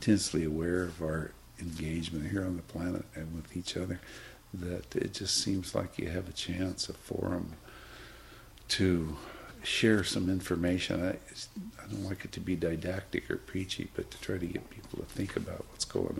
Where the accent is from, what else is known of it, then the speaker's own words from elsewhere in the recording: Richland, Washington, United States; also born or lived in Indiana; now in Woodacre, United States; in 47, 48, we moved from Indiana to Richland, Washington, or Hanford